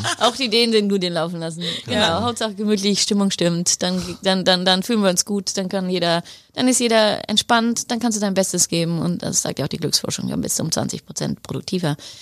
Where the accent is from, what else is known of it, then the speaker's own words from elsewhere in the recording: Heidelberg, Baden-Württemberg, Germany; moved away as an adult; also born or lived in Netherlands / Mexico; now in Sweden; Ich komme aus Heidelberg